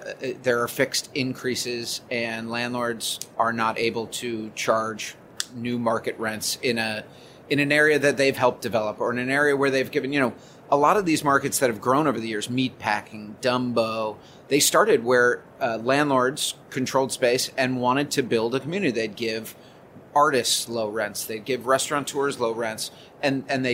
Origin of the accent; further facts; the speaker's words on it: New York, United States; as a New Yorker and as somebody who walks and lives and shops in this city